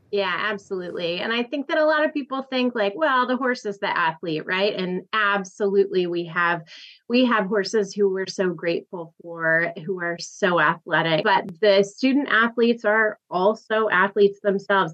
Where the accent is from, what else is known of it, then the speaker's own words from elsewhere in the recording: Tennessee, United States; moved away as an adult; I'm from Tennessee